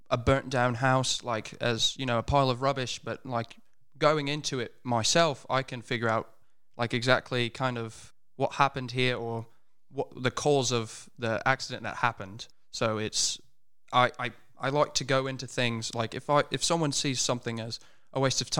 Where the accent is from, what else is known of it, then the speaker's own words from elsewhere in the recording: United States; I was you know born and raised in the United States. It's I, I've hopped around many states, but it's you know going to school and just growing up around American accents, it's it, it kind of rubs off on you, you know.